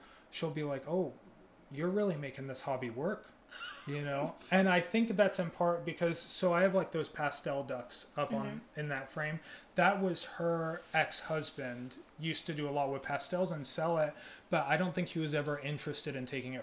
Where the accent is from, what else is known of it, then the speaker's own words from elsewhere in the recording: Ohio, United States; moved away; I'm originally from Ohio